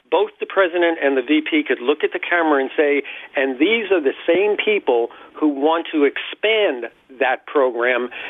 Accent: Hartford, Connecticut, United States; born there; now in Coral Gables, United States; Um, I was born in Hartford, Connecticut, and I've been living in Coral Gables for the last 20 plus years.

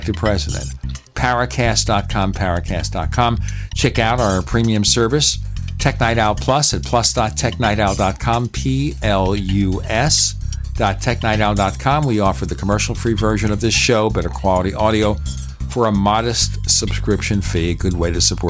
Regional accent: New York City, New York, United States; I grew up in Brooklyn, New York. Nobody was rich there

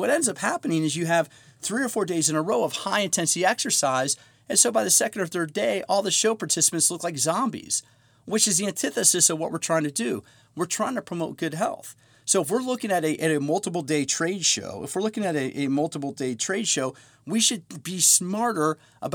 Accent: Montgomery County, Maryland, United States; moved away as an adult; Kevin Plank and I grew up in Montgomery County

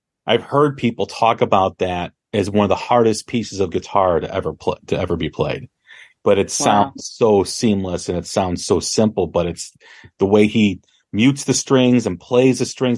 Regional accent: Chicago, Illinois, United States; growing up in Chicago

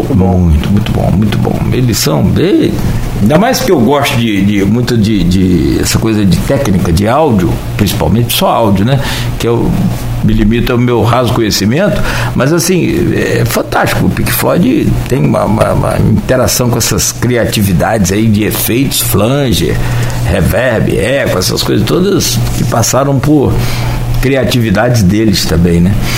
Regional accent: Campos dos Goytacazes, Rio de Janeiro, Brazil; a gente é de Campos

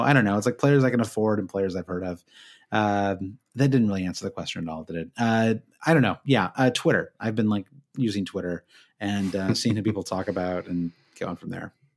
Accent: Michigan, United States; I'm from Michigan

